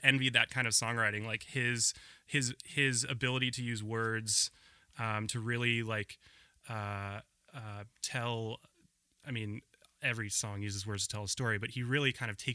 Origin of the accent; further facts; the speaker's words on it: Portland, Oregon, United States; also born or lived in Ohio; I grew up in Portland. So this was in Southwest Portland.